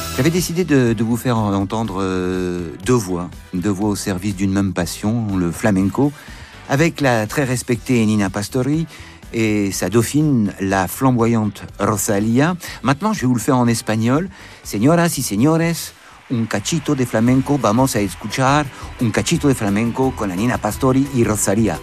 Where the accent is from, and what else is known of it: Brest, Brittany, France; born or raised there